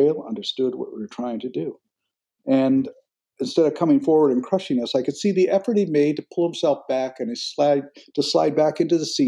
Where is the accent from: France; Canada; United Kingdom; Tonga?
Canada; now in United States; my own home country of Canada